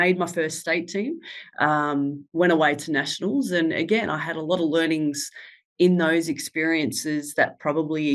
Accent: Ballarat, Victoria, Australia; I was born and bred in Ballarat

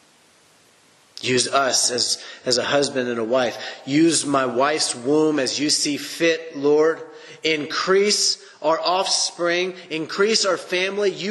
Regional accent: United States; I was raised in the American culture

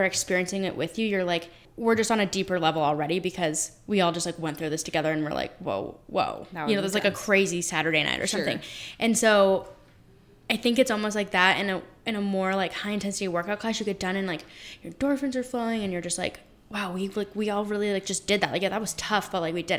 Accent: Colorado, United States; we're both from Colorado, born and raised

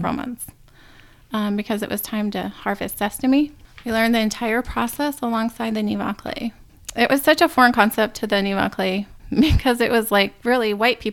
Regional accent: Wisconsin, United States; moved away as an adult; also born or lived in Paraguay; now in Canada; I grew up in Wisconsin, racing horses and playing sports

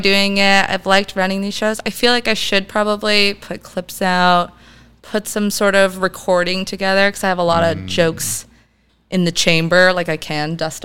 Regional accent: Vancouver, British Columbia, Canada; I grew up in Dunbar area

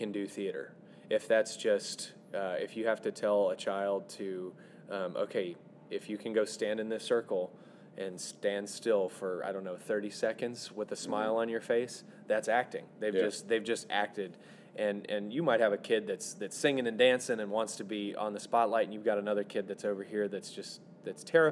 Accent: Louisiana, United States; also born or lived in West Virginia; I was born in West Virginia originally, but I've lived in Louisiana the longest

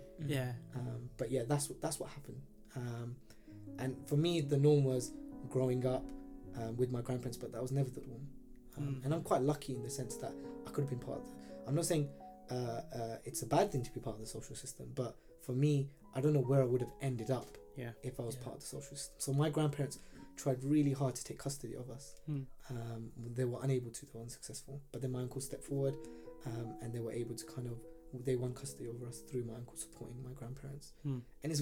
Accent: London, United Kingdom; I was born here in Stratford. So okay, born and bred

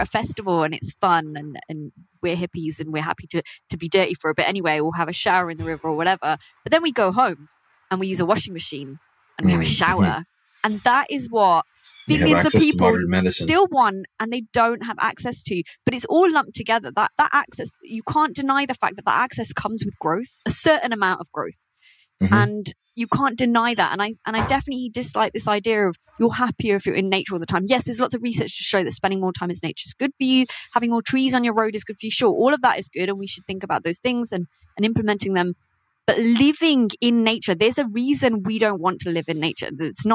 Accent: United Kingdom; I have Indian heritage. I grew up in Britain, but my parents are Indian

